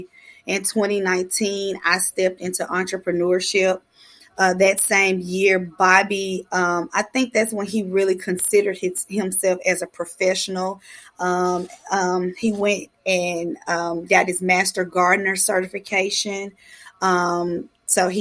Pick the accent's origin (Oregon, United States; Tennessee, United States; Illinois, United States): Tennessee, United States; Memphis; I'm a proud member of the Castalia Magnolia neighborhood